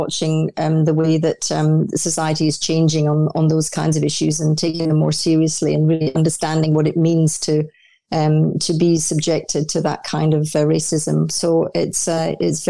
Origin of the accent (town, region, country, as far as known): Orkney Islands, Scotland, United Kingdom; born or raised there; also born or lived in Dundee, Scotland; now in Australia